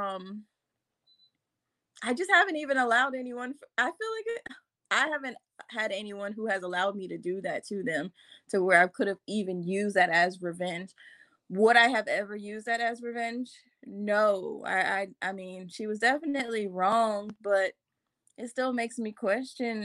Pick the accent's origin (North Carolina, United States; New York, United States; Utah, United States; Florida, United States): Florida, United States; Jacksonville; I'm from Jacksonville